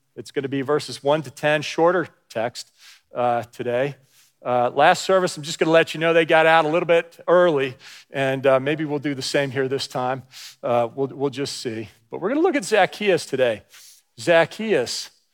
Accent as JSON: {"language": "English", "region": "New Jersey", "country": "United States", "tie": "born or raised there", "moved": "as an adult", "said": "I grew up in New Jersey from fourth grade through high school"}